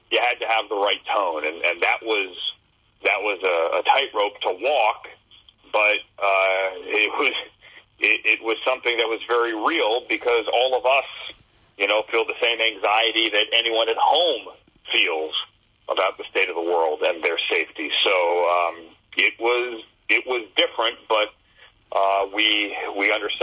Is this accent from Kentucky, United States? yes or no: no; Northern Virginia, United States; I grew up in Northern Virginia